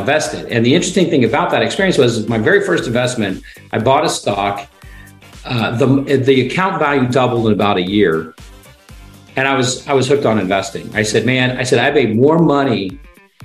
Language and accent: English; Ohio, United States; growing up in Ohio